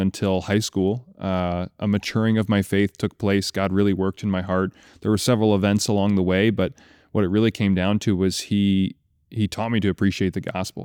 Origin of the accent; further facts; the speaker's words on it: Kalamazoo, Michigan, United States; I grew up in Kalamazoo, Michigan